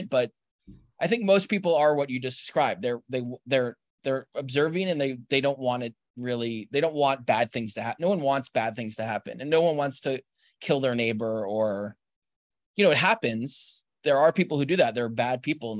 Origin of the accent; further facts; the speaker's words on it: New York, United States; as a New Yorker